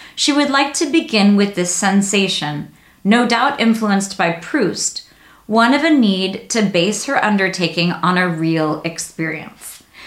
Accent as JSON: {"language": "English", "country": "United States", "said": "as an American reader"}